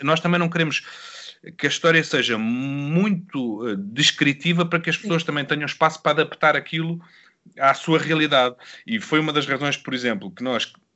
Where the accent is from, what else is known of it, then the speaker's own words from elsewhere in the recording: Sintra, Lisbon, Portugal; da junta de Rio de Moro, que foi onde eu cresci